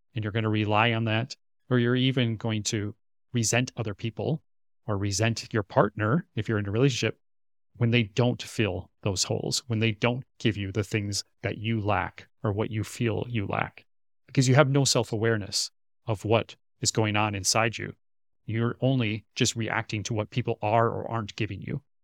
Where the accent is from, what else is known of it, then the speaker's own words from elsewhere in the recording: Minnesota, United States; moved away as an adult; now in Korea; my hometown area in Minnesota, back in the States